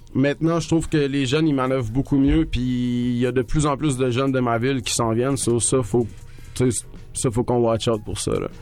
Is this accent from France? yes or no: no; Trois-Rivières, Quebec, Canada; moved away; on vient du Cap